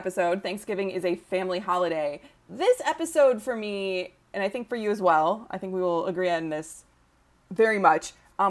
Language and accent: English; Ann Arbor, Michigan, United States; I grew up in Ann Arbor, but my parents were both raised in the Midwest